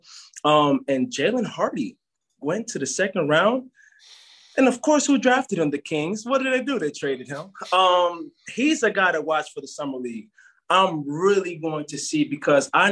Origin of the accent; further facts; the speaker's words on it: Jamaica; I'm Jamaican.